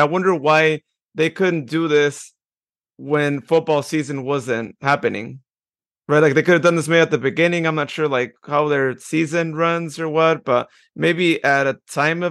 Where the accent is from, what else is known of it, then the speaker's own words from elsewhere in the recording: Modesto, California, United States; Modesto, my hometown